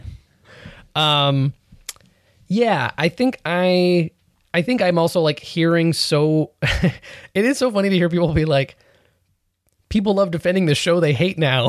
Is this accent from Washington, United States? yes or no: no; New York, United States; I'm a New Yorker.